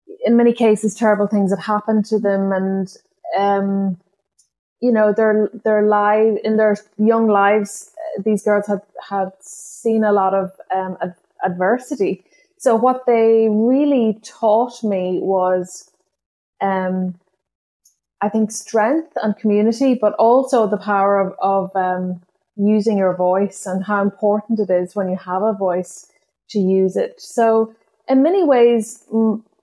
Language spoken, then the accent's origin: English; County Donegal, Ireland; first language Irish; English is a second language; growing up in Northwest Donegal